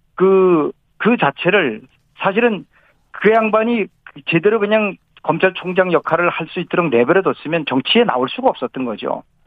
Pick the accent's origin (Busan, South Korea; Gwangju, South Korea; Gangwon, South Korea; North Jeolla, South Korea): Gangwon, South Korea; now in Seoul, South Korea; 제가 어, 강원도에서 태어나서 강원도